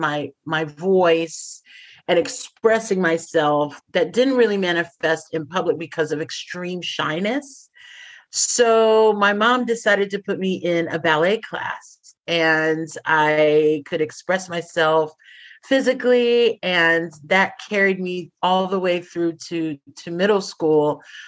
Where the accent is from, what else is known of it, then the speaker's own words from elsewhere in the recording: Texas, United States; moved away as an adult; also born or lived in Sudan / Amsterdam / Shanghai; I'm originally from Texas, and I started my theatrical career, my career in entertainment, my relationship to entertainment back in Texas